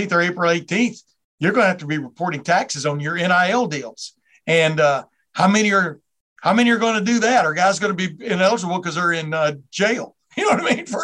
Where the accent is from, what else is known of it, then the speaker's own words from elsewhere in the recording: Lufkin, Texas, United States; I grew up in Texas. I grew up in Lufkin there in the 60s and 70s